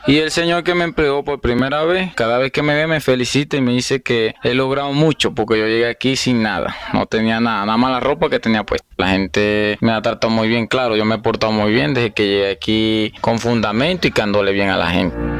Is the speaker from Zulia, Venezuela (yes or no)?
yes; Maracaibo, Zulia, Venezuela; now in Anorí, Colombia; de Venezuela, Maracaibo, Estados Zulia